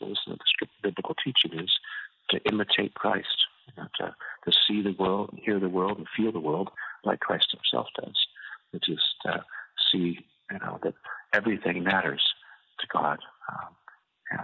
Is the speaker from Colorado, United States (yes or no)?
yes; Colorado, United States; I was born in the Rocky Mountains of Colorado, and my first summers were spent with my grandparents on a little ranch they had in the southwestern part of Colorado